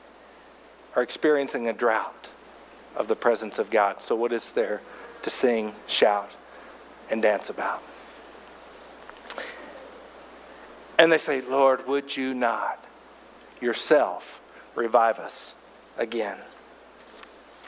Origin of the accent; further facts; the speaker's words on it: Fort Smith, Arkansas, United States; I went to a, you know, fairly traditional, sophisticated Baptist church growing up in Fort Smith, Arkansas